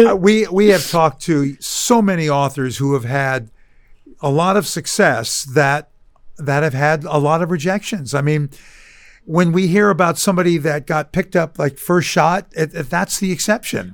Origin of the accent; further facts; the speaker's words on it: Albany, California, United States; also born or lived in Oakland, California; I grew up in Albany.